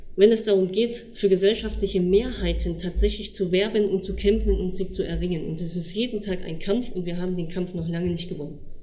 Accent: Thuringia, Germany; bei uns in Thüringen

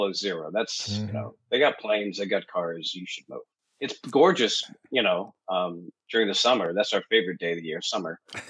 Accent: Winnipeg, Manitoba, Canada; moved away; I am from Winnipeg, right in the sort of the Midwest there.

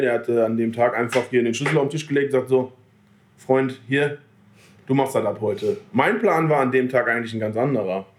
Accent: Selm, North Rhine-Westphalia, Germany; Ich wohne ja genau dazwischen so, aber sind halt eher Ruhrpottler

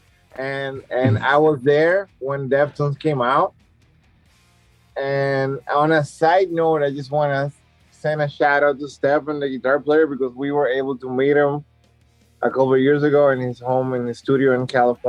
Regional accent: Dominican Republic; we grew up in the Dominican Republic in a very conservative society

